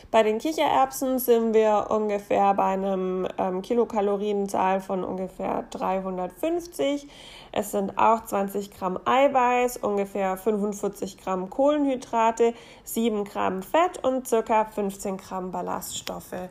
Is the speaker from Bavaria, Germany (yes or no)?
no; Baden-Württemberg, Germany; wenn man in der Gegend wohnt, wo ich herkomme, also im Schwabeland.